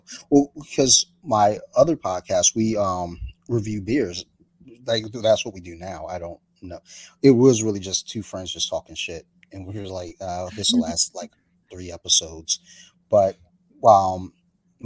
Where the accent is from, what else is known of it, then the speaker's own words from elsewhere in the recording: Columbia, Maryland, United States; We grew up in Columbia, Maryland